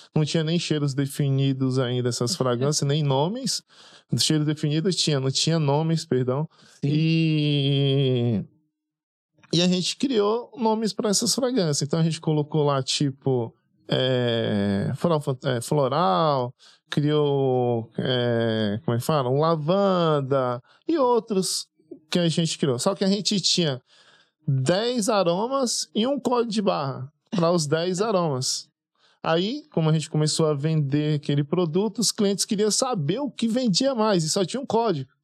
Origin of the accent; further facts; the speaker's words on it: Porto Seguro region, Bahia, Brazil; now in Praia Grande, Brazil; Eu sou baiano, né? Vim da Bahia, da região de Porto Seguro para São Paulo, exatamente para a cidade de Praia Grande